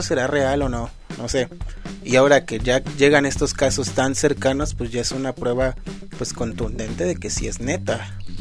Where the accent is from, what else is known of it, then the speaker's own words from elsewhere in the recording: Mexico; uno siendo mexicano